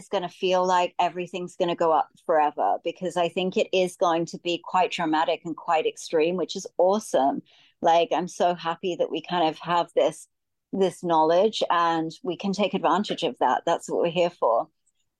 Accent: Australia; moved away as an adult; We're both from Australia.

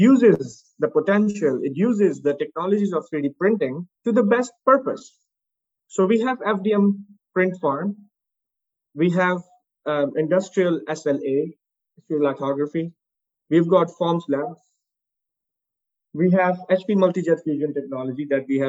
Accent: Pakistan; moved away as an adult; also born or lived in United States; now in Dubai, United Arab Emirates; in Pakistan, in my home country.

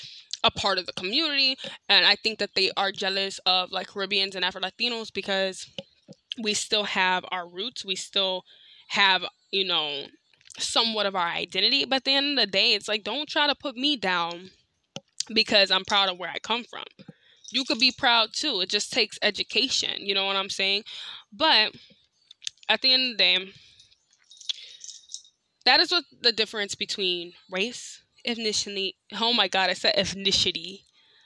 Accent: United States; because I was born in America, I'm American

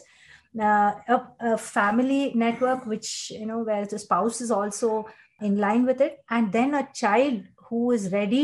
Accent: Bangalore, Karnataka, India; I was born and brought up in Bangalore

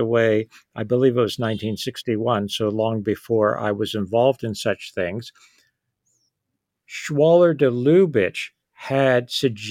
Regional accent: Washington, District of Columbia, United States; moved away as an adult; also born or lived in Boston, Massachusetts; I grew up in the Washington, D.C. area

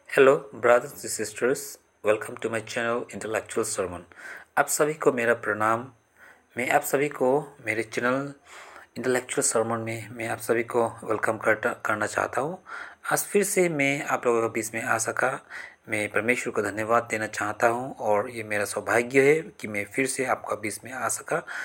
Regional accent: Assam, India; मैं आसाम से बिलोंग करता हूँ

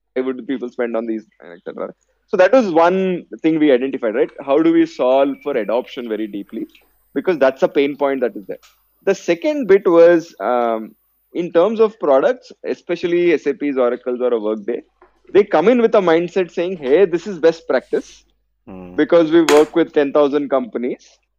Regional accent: Hyderabad, Telangana, India; also born or lived in Vellore; I was born and brought up in Hyderabad

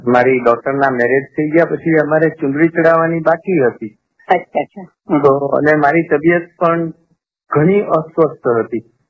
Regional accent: Rajkot, Gujarat, India; હું રાજકોટનો છું

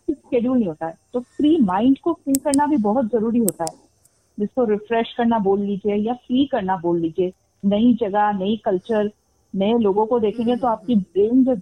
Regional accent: Guwahati, Assam, India; also born or lived in Delhi; now in Raipur, India; uh, मैं born and brought up मैं गुवाहाटी हूँ असम

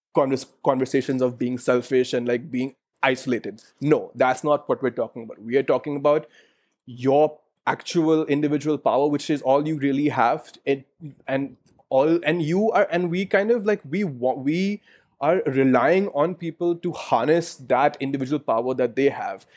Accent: Delhi, India; I live in Delhi. I was born in De- uh, I was born in Delhi

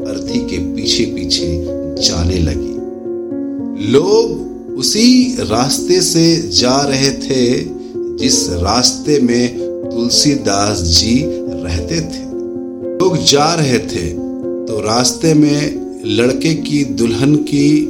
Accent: India; हम भारत से हैं

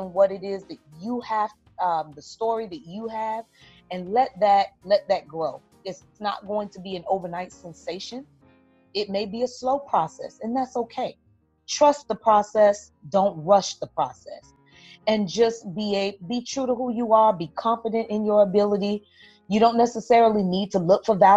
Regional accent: Miami, Florida, United States; growing up in Miami, Florida

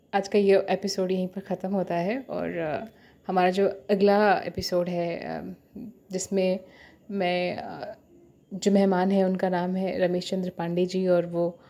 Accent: Purvanchal, India; मैं पूर्वांचल से हूँ

